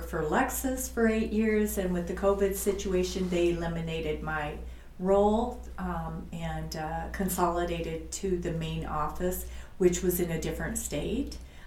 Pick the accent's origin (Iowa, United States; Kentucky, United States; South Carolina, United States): Iowa, United States; Fort Dodge; moved away as an adult; I actually grew up in Fort Dodge, Iowa, and I went to the public school and I graduated from Fort Dodge Senior High